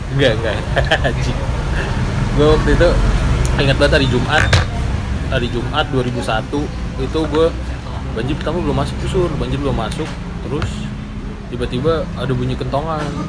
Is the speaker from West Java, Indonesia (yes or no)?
yes; Bekasi, West Java, Indonesia; gue dari Bekasi dari dulu kan gue tinggal di Pondok Gede Permai